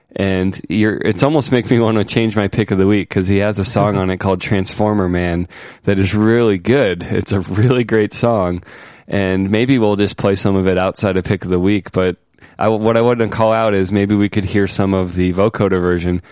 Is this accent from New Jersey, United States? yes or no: no; Ohio, United States; Ohio, my home state where I grew up.